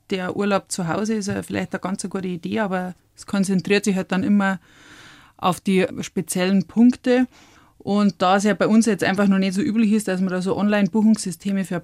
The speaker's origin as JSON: {"language": "German", "area": "Brauneck", "region": "Bavaria", "country": "Germany", "tie": "born or raised there", "said": "Ich bin am Brauneck aufgewachsen und bin quasi mit zwei Jahren, ich bin ein Oktoberkind"}